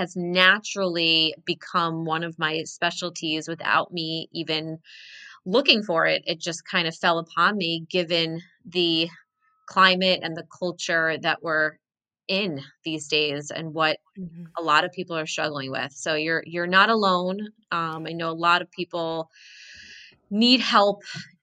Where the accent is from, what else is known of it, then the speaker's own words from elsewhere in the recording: New Jersey, United States; moved away as an adult; now in New York City, United States; I was born and raised in New Jersey, but always knew I wanted to end up in New York City.